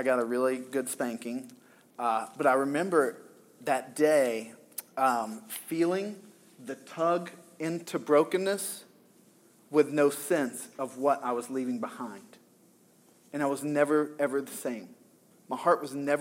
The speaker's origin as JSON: {"language": "English", "region": "the South", "country": "United States", "tie": "born or raised there", "moved": "yes", "said": "I grew up in the South"}